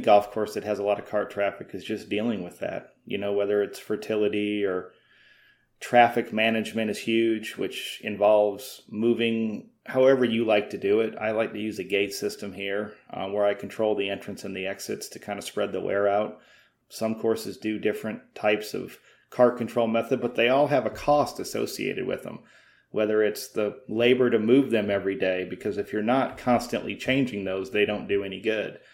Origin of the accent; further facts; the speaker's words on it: Midwest, United States; moved away as an adult; also born or lived in Iowa; now in Myrtle Beach, United States; I'm from the Midwest